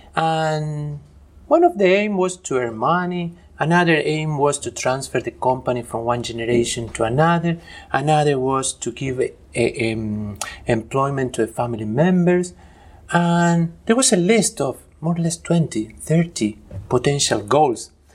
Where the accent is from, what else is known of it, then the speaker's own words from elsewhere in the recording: Argentina; moved away; also born or lived in Spain / Chile / Germany; I am originally from Argentina